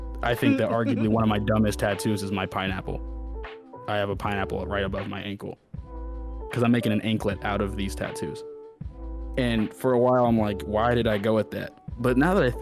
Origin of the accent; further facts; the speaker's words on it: Des Moines, Iowa, United States; I grew up here. I grew up in Des Moines.